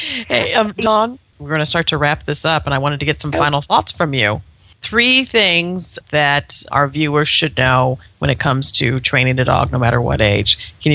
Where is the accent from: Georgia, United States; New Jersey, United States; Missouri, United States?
Missouri, United States; St. Louis; you're going to be in St. Louis on Friday, right? You're going to be in my hometown.